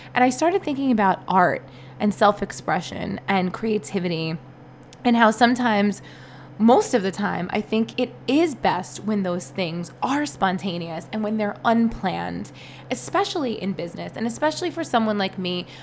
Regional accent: New York City, New York, United States; also born or lived in East Village, New York City; I grew up in Brooklyn

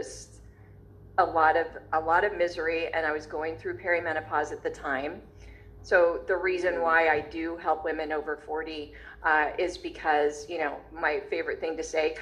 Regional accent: Long Beach, California, United States; I was born in Long Beach, California

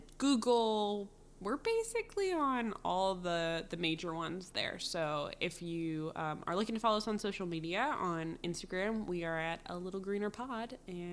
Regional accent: Philadelphia area, Pennsylvania, United States; born or raised there; moved away

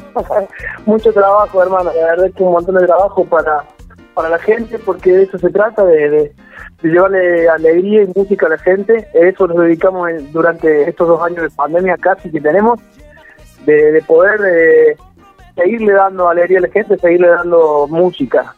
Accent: Río Segundo, Córdoba, Argentina; salí de laburar de acá de Río Segundo, Córdoba, que es muy chiquitito

